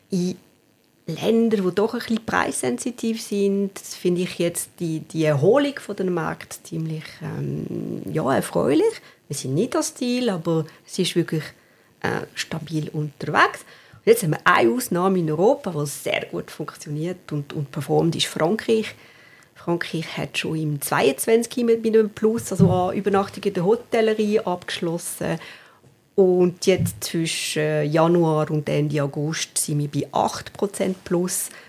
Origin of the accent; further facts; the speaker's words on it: Valais, Switzerland; moved away as an adult; Also ich bin am Fuß des Waldanivier aufgewachsen, in der Nähe von Sierre. Bin aber, äh, ja, glaub, mit 18,5 äh, habe ich das Wallis verlassen